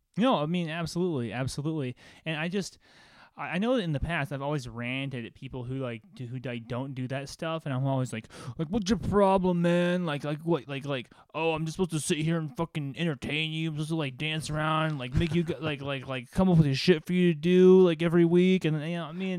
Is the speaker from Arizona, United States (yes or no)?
yes; Phoenix, Arizona, United States; moved away as an adult; also born or lived in Los Angeles; I'm back in my hometown of Phoenix